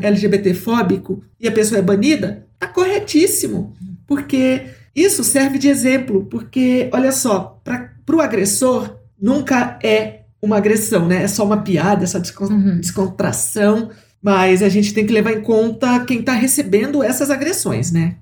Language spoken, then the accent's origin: Portuguese; interior of São Paulo, Brazil; lá da minha cidade, do interior de São Paulo